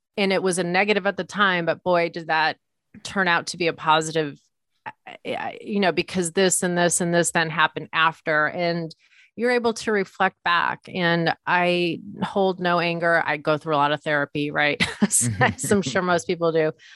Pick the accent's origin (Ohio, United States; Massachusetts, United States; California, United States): Massachusetts, United States; Leominster; moved away as an adult; also born or lived in New York City; I grew up in a blue collar town, central Massachusetts, kind of near Worcester, town called Leominster